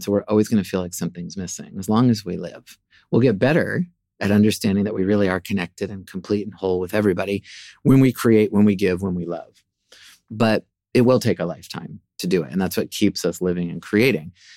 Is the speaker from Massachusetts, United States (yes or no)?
no; Seattle, Washington, United States; moved away as an adult; also born or lived in Norfolk, Virginia / New York; I was born in Norfolk, Virginia. I'm the fourth of four kids, and grew up really primarily in Seattle